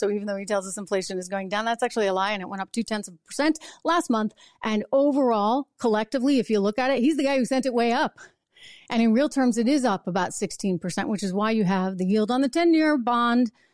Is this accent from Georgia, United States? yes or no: no; New Hampshire, United States; I'm out to dinner in my hometown in New Hampshire